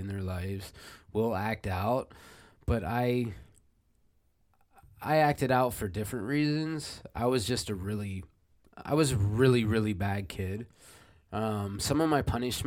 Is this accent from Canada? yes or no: no; central Pennsylvania, United States; I'm from a little town in central Pennsylvania